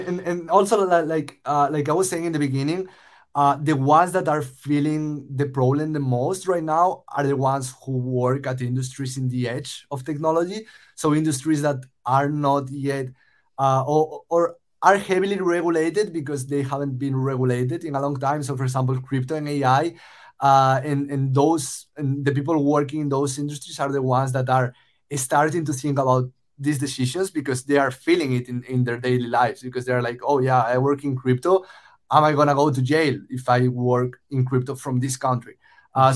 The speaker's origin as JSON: {"language": "English", "country": "Spain", "also_born_or_lived": "Los Angeles, United States", "moved": "as an adult", "said": "I moved from Spain, uh, where I'm originally from, uh, to the US to study at USC"}